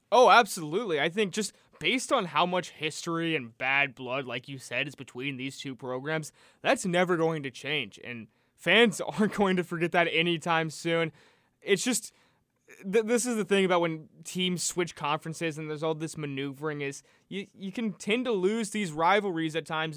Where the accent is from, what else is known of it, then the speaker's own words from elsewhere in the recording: North Carolina, United States; I'm from North Carolina